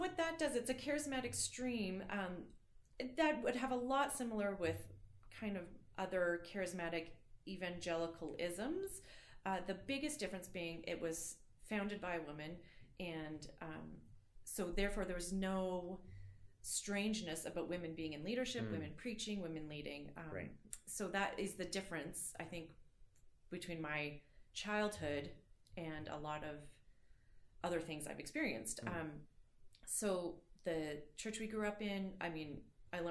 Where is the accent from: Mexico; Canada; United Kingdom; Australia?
Canada; Calgary, Alberta; I grew up in Calgary here